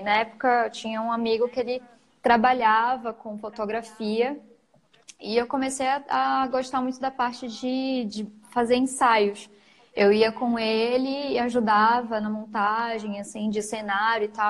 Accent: Macapá, Amapá, Brazil; moved away as an adult; now in São Paulo, Brazil; eu sou de Macapá, sou macapaense. Me mudei para São Paulo faz mais ou menos quatro anos

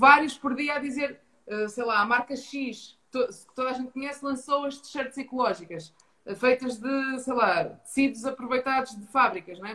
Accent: Ponte da Barca, Norte, Portugal; moved away as an adult; also born or lived in Braga; now in Lisbon, Portugal; sou natural de Ponta Barca, no Minho, uma vila pequena no Alto Minho.

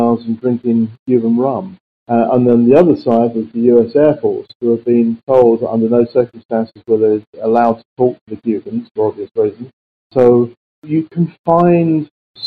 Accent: London, United Kingdom; I came from South London, so I knew many of the areas that they came from. I say my first person was Brixton. I went to a little school called Rosendale

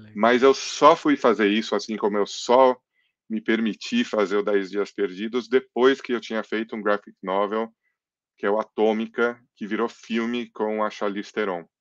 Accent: Brazil; also born or lived in England; Eu nasci na Inglaterra, vim para o Brasil com 10 anos

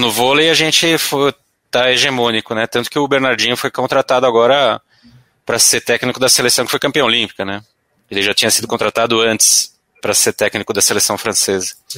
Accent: São Paulo, Brazil; sou paulistano aqui. Nascido ali no Vila Mariana, Ipiranga, aquela região lá. Estudei no, no Arquidiocesano

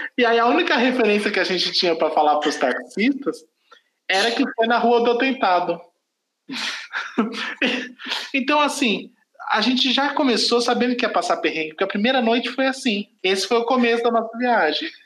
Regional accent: Brazil; eu sou brasileiro, não falo, não falo francês

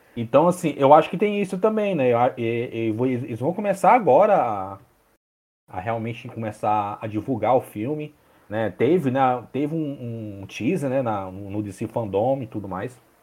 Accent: Fortaleza, Ceará, Brazil; eu sou de Fortaleza

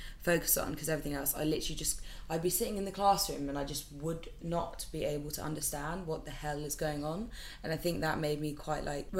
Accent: Aberdeen, Scotland, United Kingdom; my family, I'm from Scotland, so I'm from Aberdeen. I think I'm a true Scot. Like, I think I have the mannerisms of a Scottish person.

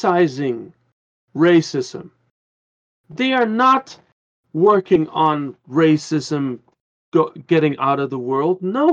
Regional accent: Curaçao; also born or lived in Netherlands; now in Germany; I came from the Netherlands. I was like 4 and a half and we moved to Curacao.

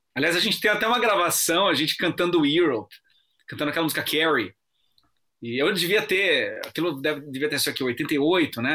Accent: Bragança Paulista, São Paulo, Brazil; Eu sou de Bragança Paulista, uma cidade que fica a 70 quilômetros de São Paulo

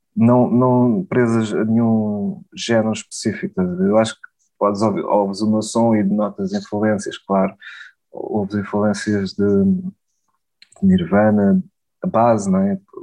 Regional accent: Portugal; falo português, sou português

